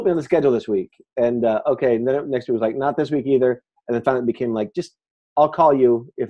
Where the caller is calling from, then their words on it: Chicago, Illinois, United States; Well, I'm calling you from Chicago.